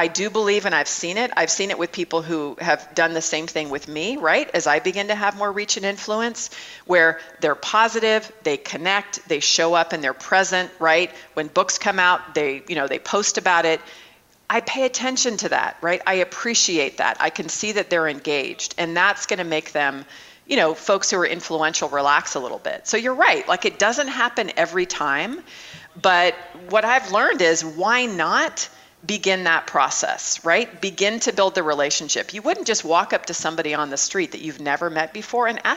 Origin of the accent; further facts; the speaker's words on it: Mesa, Arizona, United States; I just opened up a startup incubator right downtown in Mesa, my hometown